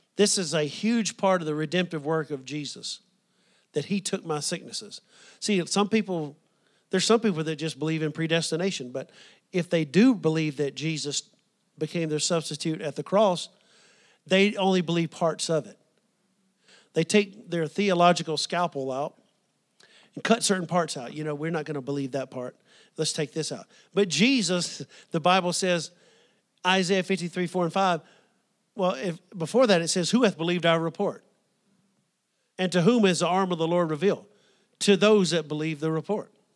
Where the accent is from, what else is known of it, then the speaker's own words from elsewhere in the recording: the South, United States; growing up in the South